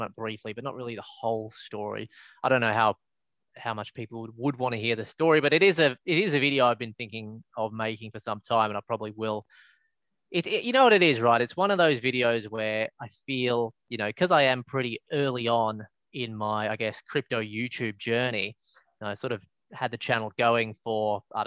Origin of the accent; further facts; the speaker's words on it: Melbourne, Victoria, Australia; moved away; I'm from Melbourne originally